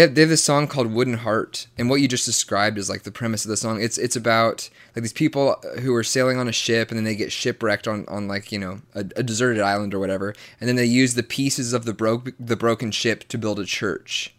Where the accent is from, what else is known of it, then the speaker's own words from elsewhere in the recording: the Bible Belt, Southern United States, United States; I was raised in the Bible Belt, extremely Southern Baptist